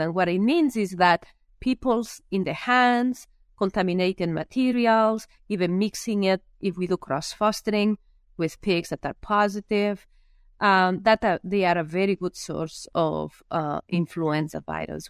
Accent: Lleida, Catalonia, Spain; English is a second language; moved away as an adult; also born or lived in Minnesota, United States; now in United States; I am from a very small area in Spain, or a small town in Spain, in an area which I actually, I call it the Iowa of Spain, uh, when it comes down to pigs, right? It's Lleida

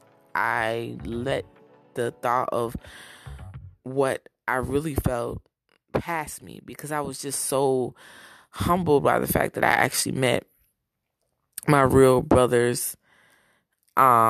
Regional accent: Browns Mills, New Jersey, United States; moved away; also born or lived in Newark, New Jersey / Broward, Florida / Daytona Beach, Florida; I was born in Newark, New Jersey, raised in Browns Mills, New Jersey

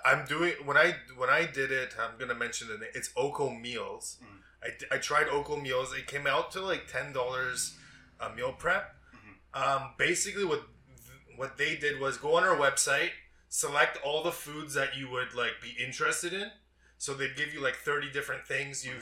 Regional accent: Toronto, Ontario, Canada; now in Vancouver, Canada; I was born in Toronto

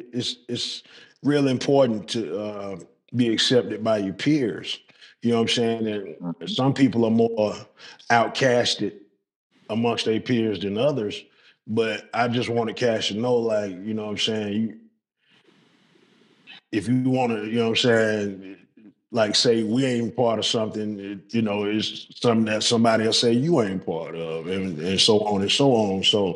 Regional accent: Southern United States, United States; Southern, nigga. I ain't on no farm. You know what I'm saying? I'm from the South.

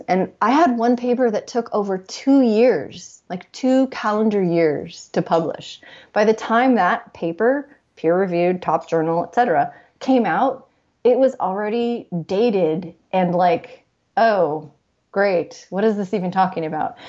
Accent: Los Angeles, California, United States; I'm born and raised in Los Angeles

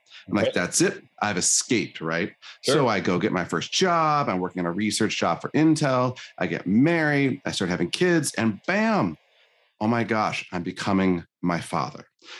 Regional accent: Michigan, United States; So I was born in Northern Michigan, tiny town, pretty poor family, pretty abusive father.

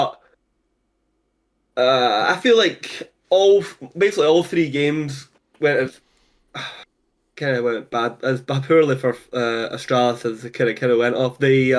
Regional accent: Scotland, United Kingdom; I'm from Scotland

